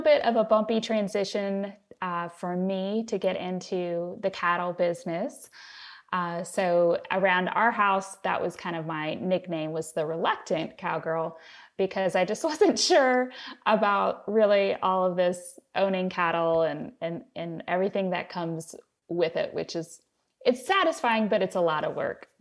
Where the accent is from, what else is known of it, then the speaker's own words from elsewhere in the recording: Cincinnati, Ohio, United States; I am a city girl, so I grew up in Cincinnati, and I married a country boy.